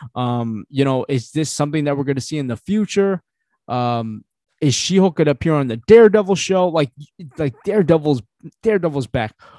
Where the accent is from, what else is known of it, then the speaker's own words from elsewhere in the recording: Philippines; I'm Filipino